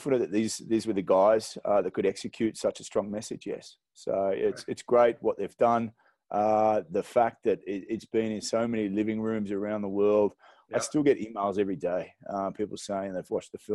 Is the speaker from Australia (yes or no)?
yes; Australia; now in Zimbabwe; I'm an Aussie, but this is home for me now